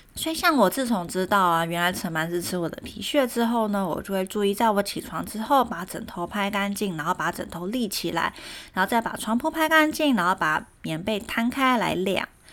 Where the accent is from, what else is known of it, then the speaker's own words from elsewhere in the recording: Taiwan; also born or lived in Germany; 我们台湾人